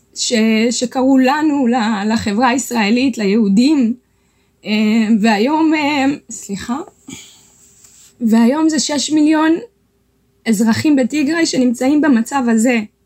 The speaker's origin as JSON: {"language": "Hebrew", "town": "Shire", "region": "Tigray", "country": "Ethiopia", "tie": "born or raised there", "moved": "yes", "lives_now": "Israel", "said": "בשירה, בעיר הולדתי בתיגראי"}